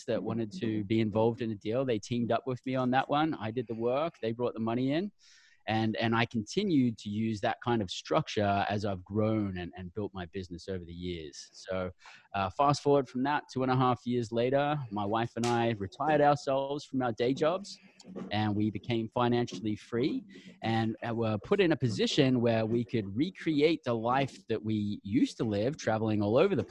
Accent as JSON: {"language": "English", "town": "Brisbane", "region": "Queensland", "country": "Australia", "tie": "born or raised there", "moved": "as an adult", "lives_now": "United States", "said": "I'm an Aussie. I grew up down under. I came from Brisbane, Australia."}